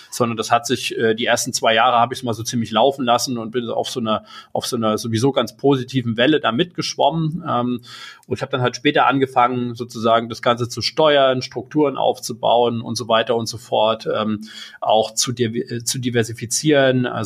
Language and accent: German; Erfurt, Thuringia, Germany; moved away as an adult; ich bin irgendwann mal in Erfurt geboren, äh, 1987, bin da aufgewachsen, habe da irgendwann mein Abitur gemacht.